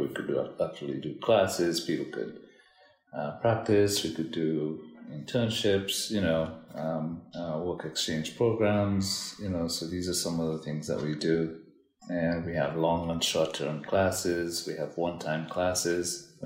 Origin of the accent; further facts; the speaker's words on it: Dominica; moved away as an adult; now in New York, United States; I'm originally from Dominica, Caribbean island.